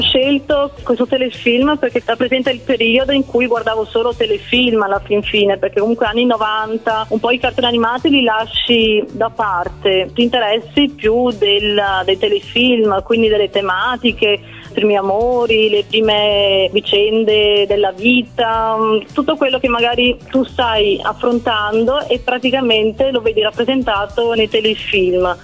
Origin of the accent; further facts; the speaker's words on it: Province of Venice, Veneto, Italy; also born or lived in Naples; Da piccola, perché i miei già lavoravano qua a Venezia e quindi ho sempre vissuto qui a Venezia